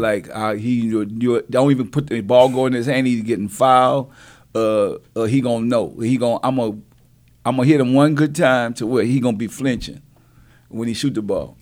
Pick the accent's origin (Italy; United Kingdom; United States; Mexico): United States; New Orleans, Louisiana; I'm from New Orleans, so we, we deal with hurricanes